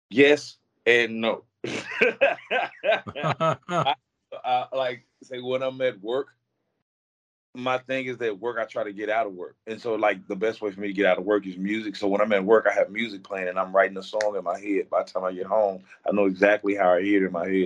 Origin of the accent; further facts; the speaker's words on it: Ruston, Louisiana, United States; also born or lived in Vallejo, California; now in Texas, United States; No, sir. I'm from uh, Ruston, Louisiana, and I also say I'm from Vallejo, California, because I spent so many years in Vallejo, so it's like I'm um, a mixed breed.